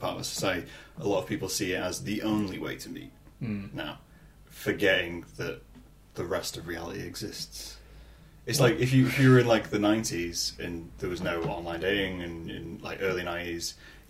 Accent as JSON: {"language": "English", "region": "England", "country": "United Kingdom", "said": "we're English."}